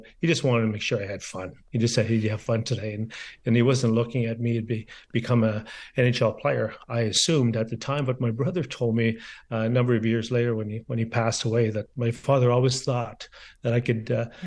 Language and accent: English; Garden River, Ontario, Canada; born or raised there; also born or lived in Sault Ste. Marie